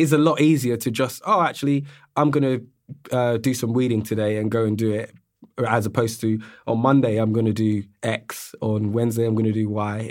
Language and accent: English; London, United Kingdom; also born or lived in Australia; I'm born and raised in London, And being a Londoner